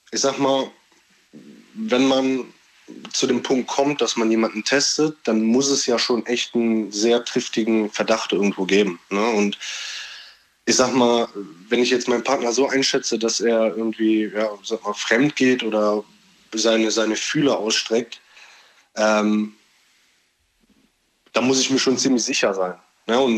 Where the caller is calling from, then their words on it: Cologne, North Rhine-Westphalia, Germany; ich komme aus Köln.